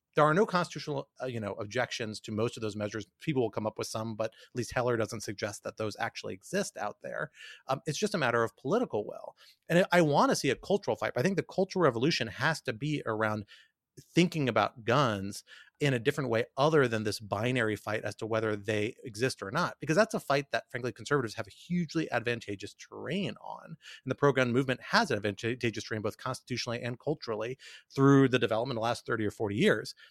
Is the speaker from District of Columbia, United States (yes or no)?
yes; Washington, District of Columbia, United States; also born or lived in New York; a native Washingtonian who loves my hometown